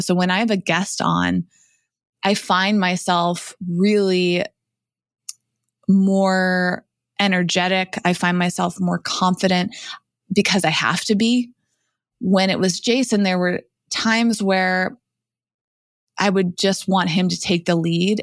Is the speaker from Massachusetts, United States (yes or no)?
yes; Massachusetts, United States; moved away; also born or lived in New York / Los Angeles; I grew up in Massachusetts